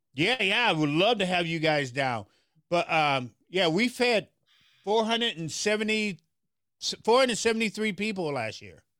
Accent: Memphis, Tennessee, United States; now in Minneapolis, United States; I'm from Memphis, Tennessee

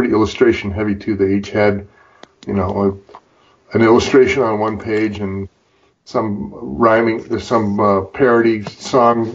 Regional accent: Freeport, Illinois, United States; moved away; I grew up with it in my hometown newspaper in Freeport, Illinois

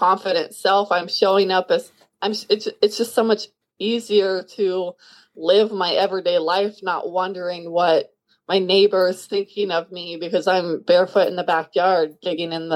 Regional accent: Kansas City, Kansas, United States; I am from Kansas City, Kansas, which is right in the middle of the United States. I grew up on a farm

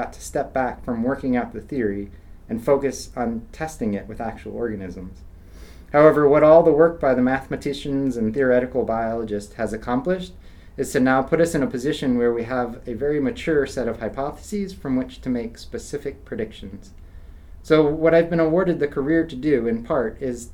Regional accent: Central Virginia, United States; moved away as an adult; also born or lived in Riverside, California / Aberdeen, Scotland; now in Auburn, United States; I grew up in Central Virginia

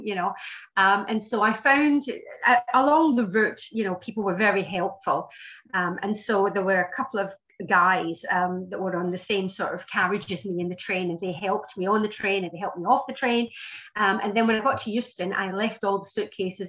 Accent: Glasgow, Scotland, United Kingdom; moved away as an adult; also born or lived in London; now in England, United Kingdom; I was born in Glasgow in Scotland, but I emigrated to England at 18 and I've just stayed here so far.

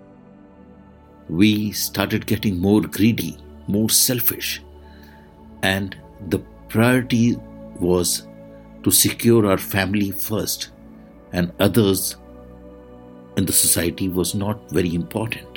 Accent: India; I am the Indian monk

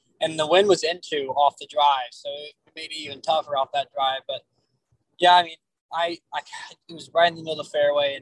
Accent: Miami, Florida, United States; I'm from Miami

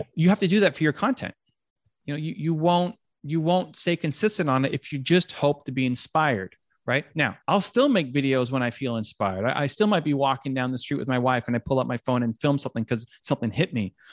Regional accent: Toronto, Ontario, Canada; the Blue Jays, my hometown team

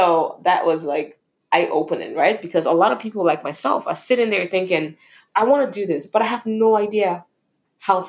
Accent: Nigeria; moved away as an adult; now in United States; growing up in Nigeria

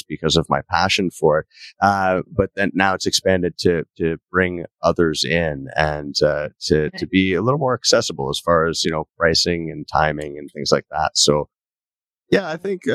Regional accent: Canada; accent: Canadian; I never I don't hear myself as having a Canadian accent, but everyone I meet who isn't Canadian says, "You have such a strong Canadian accent."

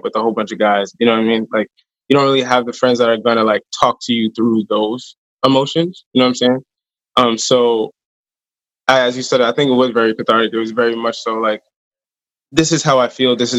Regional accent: upstate New York, United States; moved away as an adult; also born or lived in Maryland; I'm from New York, or I'm from like more upstate

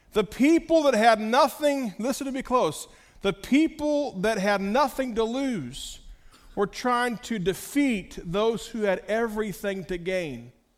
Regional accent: United States; As an American

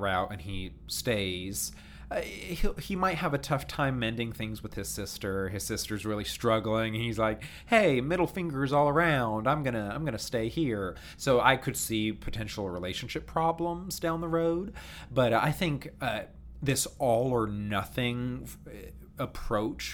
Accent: Baltimore, D.C. area, Maryland, United States; moved away; I grew up around Baltimore, D.C.

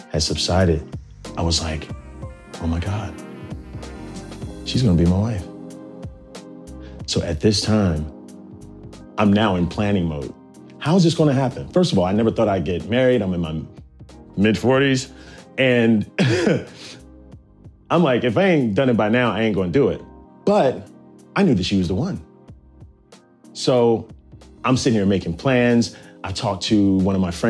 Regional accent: Virginia, United States; also born or lived in Nashville, Tennessee; now in New York, United States; I'm from Virginia

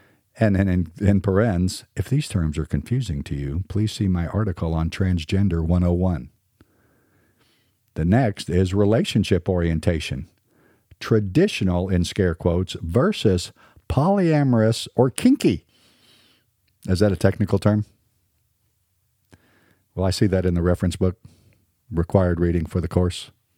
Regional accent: Southern United States, United States; accent: standard American; I'm a Southern boy, but I probably speak more like a standard American.

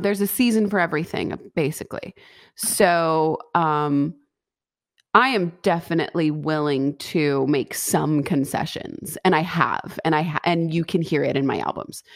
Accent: West Coast, United States; also born or lived in Boston / Los Angeles; I'm born and raised on the West Coast

